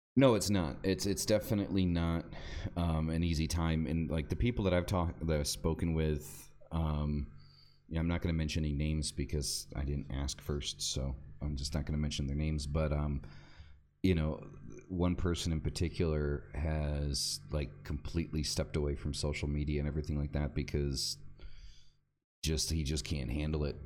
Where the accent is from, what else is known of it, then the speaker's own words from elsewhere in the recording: United States; moved away; I'm an American